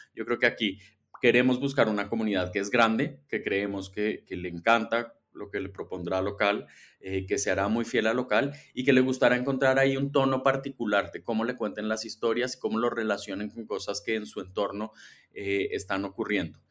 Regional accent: Colombia; moved away as an adult; also born or lived in Mexico City, Mexico; now in Mexico; yo soy colombiano, pero un poco chilango, ya llevo varios, varios años viviendo en México

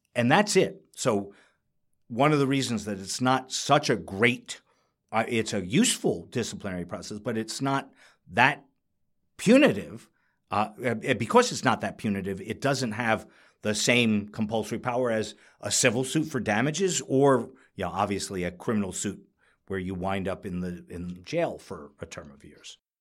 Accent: New York, United States; I'm a New Yorker

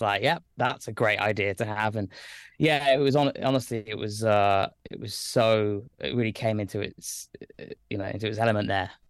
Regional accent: Lichfield, West Midlands, United Kingdom; moved away as an adult; now in London, United Kingdom; I grew up in Staffordshire. Uh, I'm from a place called Lichfield

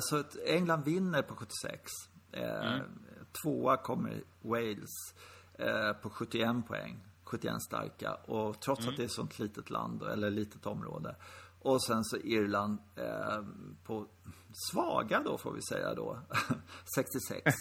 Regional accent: Sweden; vi som svenskar

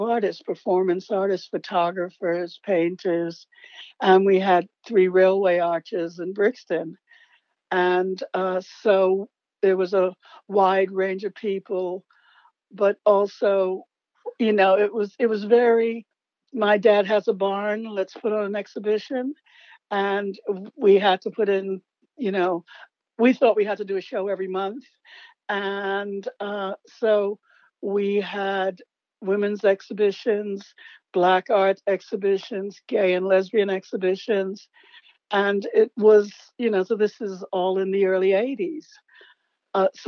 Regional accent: New York, United States; moved away as an adult; also born or lived in San Francisco; growing up in New York, I was born in the late 40s

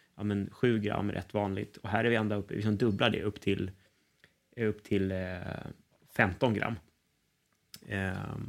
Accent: Sweden; oss som, som svenskar

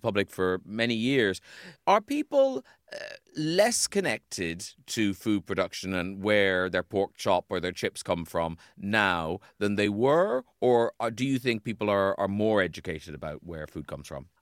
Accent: Ireland; moved away; when I was a kid growing up in Ireland

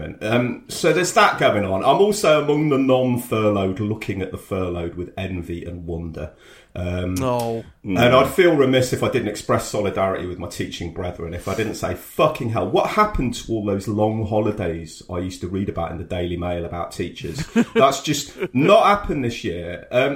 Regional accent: Coventry, West Midlands, United Kingdom; also born or lived in York; I was a kid in Cov

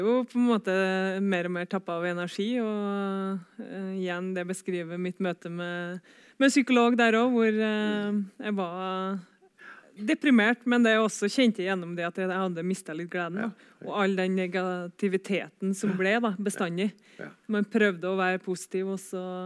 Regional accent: Trøndelag, Norway; var trener for ei gruppe hjemme på Rognes

